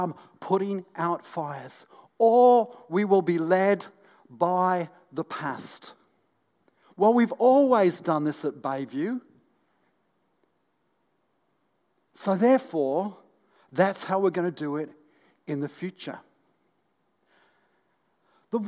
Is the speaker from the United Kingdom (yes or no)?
yes; North East England, United Kingdom; when I was a young boy, growing up in the northeast of England